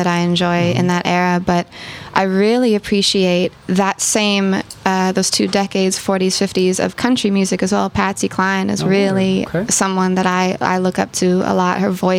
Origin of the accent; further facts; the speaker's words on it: Oakland, California, United States; also born or lived in Berkeley; But I was raised in Oakland my whole life. I've never lived anywhere else.